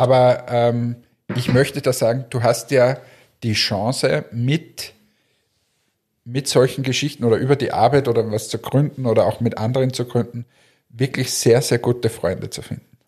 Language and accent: German; Linz, Upper Austria, Austria; ich als Linzer